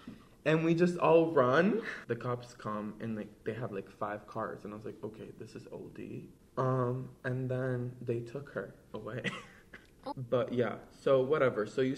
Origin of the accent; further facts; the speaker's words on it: Brazil; yeah, it's like my first Halloween. I'm from Brazil. So I got some extra candy.